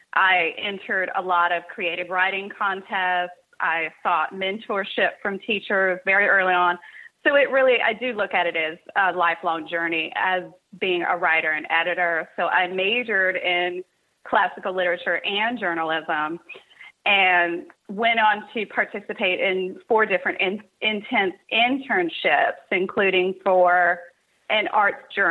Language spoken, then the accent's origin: English; Cincinnati, Ohio, United States; born or raised there; also born or lived in Kentucky